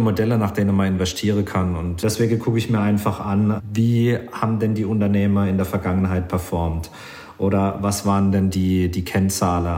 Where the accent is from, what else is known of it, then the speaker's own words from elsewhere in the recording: Germany; bei uns in Deutschland